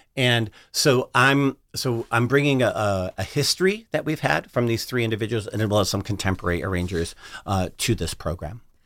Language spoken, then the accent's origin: English; Chicago, Illinois, United States; now I'm from the South Side of Chicago. I grew up in Chicago